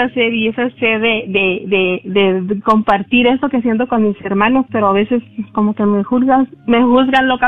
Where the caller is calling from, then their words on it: Garland, Texas, United States; de Garland.